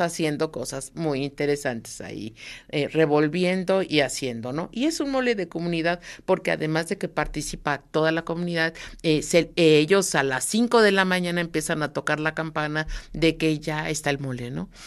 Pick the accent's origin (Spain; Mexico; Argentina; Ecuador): Mexico; somos los mexicanos